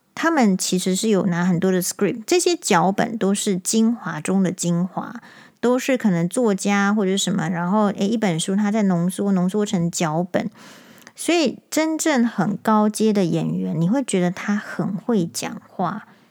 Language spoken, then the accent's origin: Chinese; Taiwan; 我们台湾人